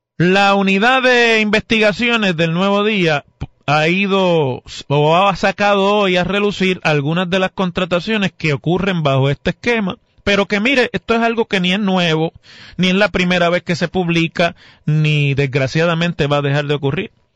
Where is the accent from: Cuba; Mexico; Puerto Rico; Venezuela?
Puerto Rico; Mayagüez; cuando yo era, todavía no podía votar, y hubo una disputa como esa en mi pueblo entre el entonces representante, que era el hoy alcalde, José Guillermo Rodríguez, y el entonces alcalde